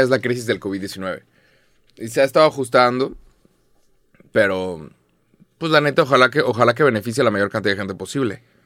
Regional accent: Mexico; En, en México somos muy conscientes de nuestro acento

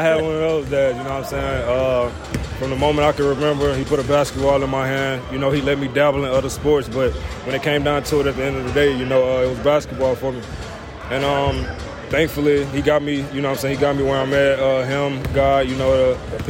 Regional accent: Louisiana, United States; I'm from Louisiana, man, a small-ass town in Louisiana

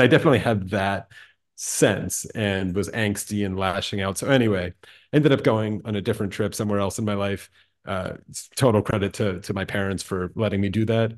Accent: Allentown, Pennsylvania, United States; I grew up in Allentown, Pennsylvania

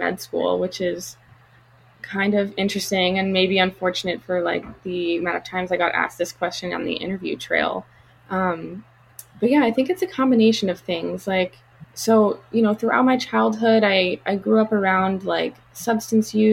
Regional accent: Colorado, United States; moved away as an adult; also born or lived in Chicago, Illinois / Princeton, New Jersey / Dallas, Texas; now in Los Angeles, United States; I moved to Colorado when I was like around 9. Went to middle school and high school in Colorado

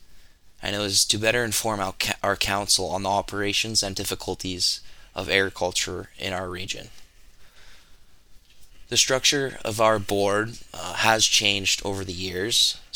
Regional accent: Killam, Alberta, Canada; also born or lived in Olds, Alberta; I was born in Olds, but I moved to Killam in 2006, where I have resided here ever since. My family never farmed, but growing up in this rural setting, I was very fortunate enough to get a real taste of agriculture.

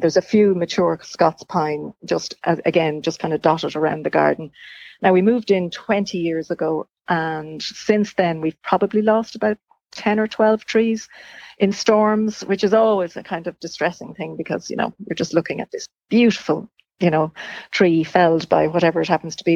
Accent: Dunshaughlin, County Meath, Ireland; also born or lived in Dublin; now in Slane, Ireland; I'm from County Meath my, myself, uh, Dunshaughlin, and you know, moved to Dublin

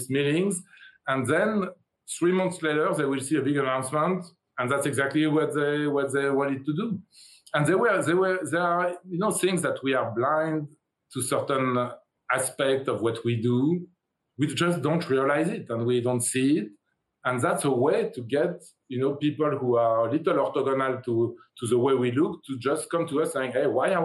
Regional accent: France; moved away as an adult; now in United States; I come from France. I come from Europe. I came to the U.S. 30 years ago.

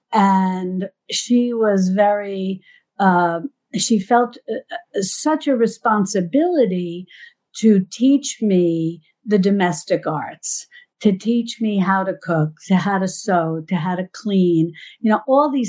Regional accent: New York, United States; I'm from New York

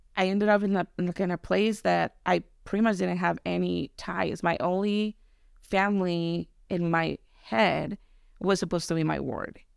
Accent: Tijuana, Baja California, Mexico; moved away; I was born in California, but I was raised in Mexico

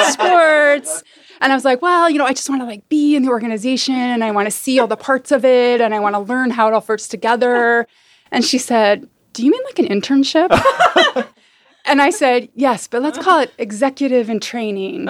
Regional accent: Salt Lake City, Utah, United States; moved away as an adult; also born or lived in San Francisco, California; now in Oakland, United States; I grew up in Utah, in the suburbs of Salt Lake

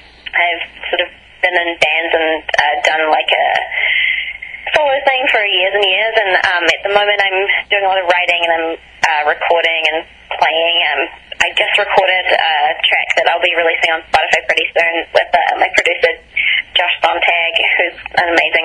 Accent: New Zealand; also born or lived in Ithaca, New York, United States / Ireland; we moved back to Ireland, and then we immigrated to New Zealand when I was three

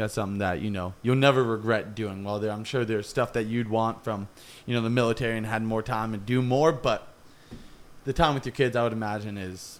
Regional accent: California, United States; I'm from California, live in California.

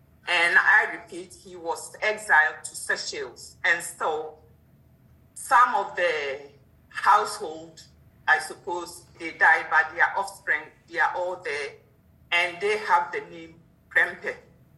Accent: Ashanti, Ghana; now in United Kingdom; I'm from Ashanti. Ashanti person

